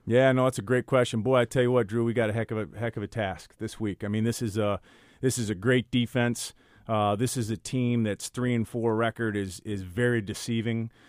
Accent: Midwest, United States; moved away as an adult; also born or lived in Michigan; now in Yonkers, United States; my family and I, we're from the Midwest

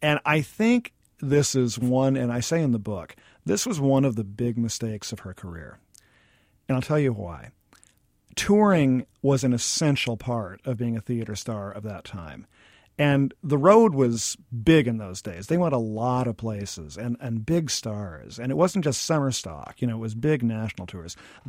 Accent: Oregon, United States; When I was a kid growing up in Oregon

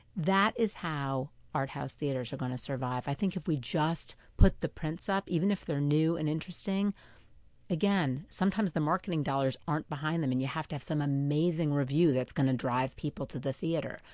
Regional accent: Port Washington, New York, United States; now in Manhattan, United States; I grew up in Port Washington

